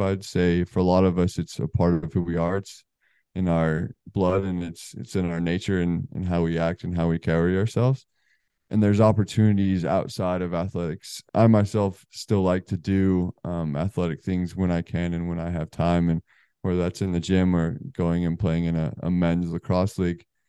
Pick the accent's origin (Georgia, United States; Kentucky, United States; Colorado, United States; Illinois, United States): Colorado, United States; moved away as an adult; also born or lived in New Jersey; now in Charlotte, United States; We're both from the West Coast. Um, I guess not West West, Colorado